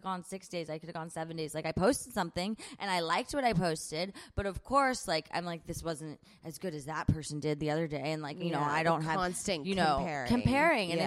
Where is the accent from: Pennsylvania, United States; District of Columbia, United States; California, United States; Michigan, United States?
California, United States; San Diego; also born or lived in Nashville, Tennessee / Long Beach, California; I was born in Nashville, went to school in Long Beach, but other than that, lived in San Diego